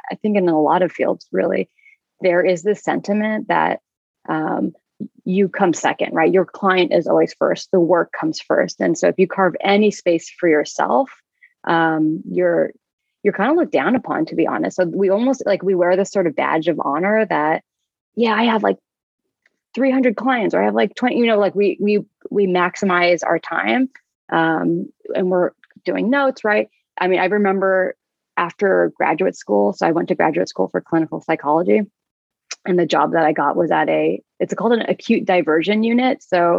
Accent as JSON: {"language": "English", "region": "California", "country": "United States", "tie": "born there", "said": "So they came to the US before I was born, when I was born in California."}